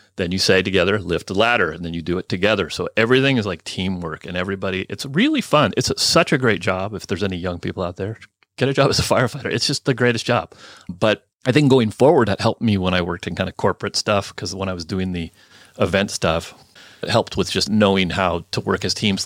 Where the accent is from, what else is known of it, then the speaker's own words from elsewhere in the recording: Burlingame, California, United States; also born or lived in Oakland, California / Chico, California / Carson City, Nevada; I grew up on the peninsula, Burlingame